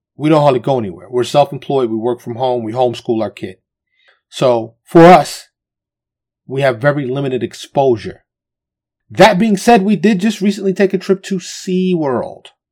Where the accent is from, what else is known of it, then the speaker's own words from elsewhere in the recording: New York City, New York, United States; now in Texas, United States; Born and raised in New York City, but I live in Texas